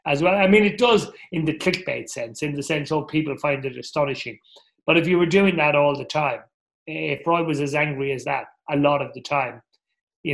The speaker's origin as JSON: {"language": "English", "area": "Kilkenny", "region": "Leinster", "country": "Ireland", "tie": "born or raised there", "said": "I was from Kilkenny, so hurling was always important. Although the village I came from it was near the city of Waterford"}